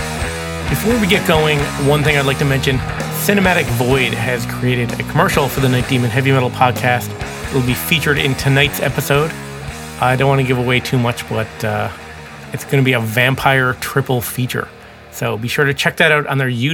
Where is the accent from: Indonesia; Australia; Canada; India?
Canada; growing up in Canada